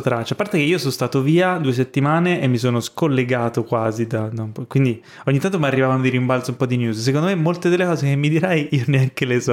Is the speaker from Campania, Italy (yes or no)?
yes; Ischia, Campania, Italy; moved away; Sono stato a Ischia, che sono di Ischia, chi mi conosce bene lo sa, eh, ho casa lì